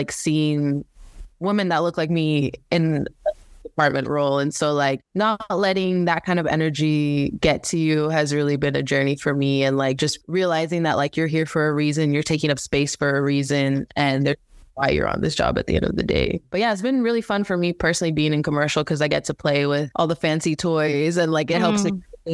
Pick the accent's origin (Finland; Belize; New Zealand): Belize; now in United States; a big part of my roots was growing up in the Caribbean. I'm originally from Belize. I ended up basically leaving everything, my family, and just my upbringing back home on the island to pursue a better education in America.